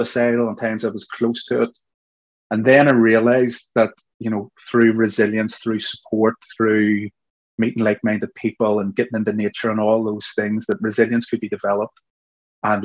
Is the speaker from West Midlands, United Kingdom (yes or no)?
no; Belfast, Northern Ireland, United Kingdom; what I was experiencing growing up in Belfast